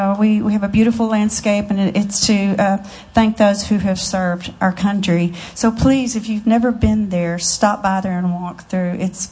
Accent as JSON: {"language": "English", "region": "Texas", "country": "United States", "tie": "born or raised there", "also_born_or_lived": "Nashville, Tennessee", "moved": "as an adult", "lives_now": "Branson, United States", "said": "They liked the way I said time because I was from Texas."}